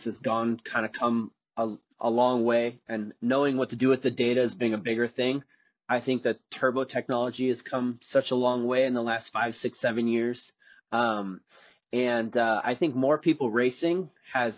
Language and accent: English; Dominican Republic; moved away as an adult; I grew up in the Dominican Republic, and I lived down there from the age of, I think, 11 to 18